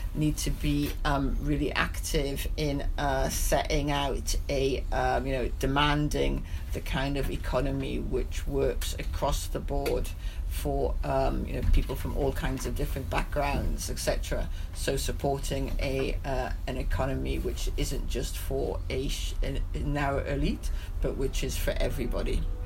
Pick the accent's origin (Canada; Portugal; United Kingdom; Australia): United Kingdom; Newcastle upon Tyne, North East England; I speak as a as a Geordie